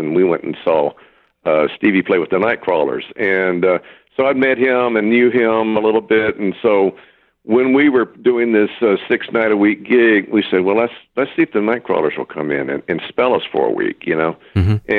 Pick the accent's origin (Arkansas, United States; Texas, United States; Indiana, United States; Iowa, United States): Texas, United States; Corpus Christi; also born or lived in Florida; now in Los Angeles, United States; I was living in Corpus Christi. I grew up in Corpus Christi